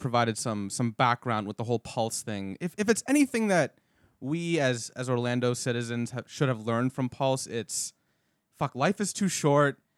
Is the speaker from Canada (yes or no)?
yes; Canada; now in Florida, United States; I'm from Canada